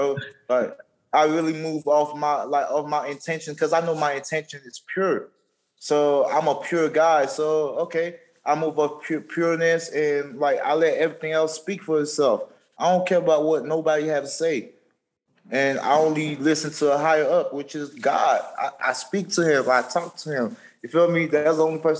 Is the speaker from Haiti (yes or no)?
yes; Haiti; English is a second language; moved away; Originally from Haiti, moved from Haiti 2003